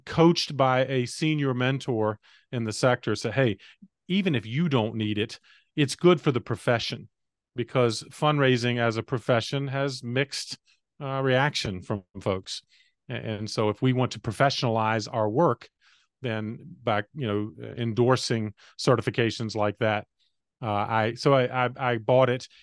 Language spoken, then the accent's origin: English; North Carolina, United States; came back to my home state of North Carolina